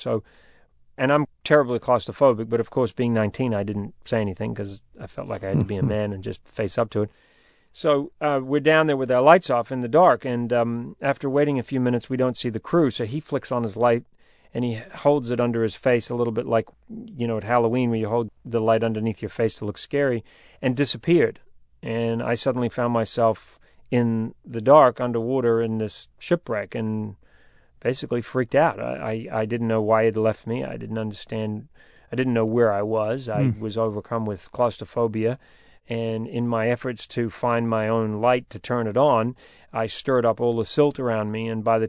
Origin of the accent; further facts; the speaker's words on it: New Zealand; accent: New Zealand; I'm a New Zealander. My accent has changed a little bit, but I've spent my life living around the world, and so my accent is pretty mixed up. But when I was going for Survivor, I had a very New Zealand accent